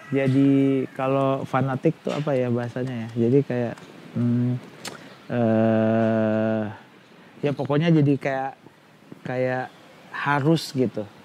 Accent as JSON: {"language": "Indonesian", "town": "Makassar", "region": "South Sulawesi", "country": "Indonesia", "said": "iya gue Makassar, Makassar terus"}